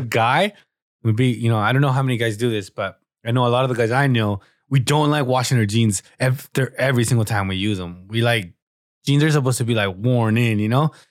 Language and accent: English; Southern California, United States; we're from Southern California